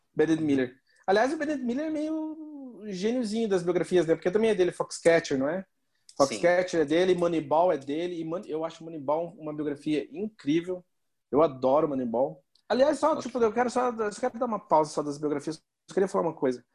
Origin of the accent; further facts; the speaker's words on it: Brazil; eu sou brasileiro